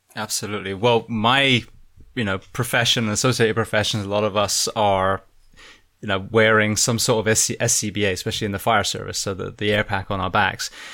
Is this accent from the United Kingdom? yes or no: yes; Bath, South West England, United Kingdom; I grew up in Bath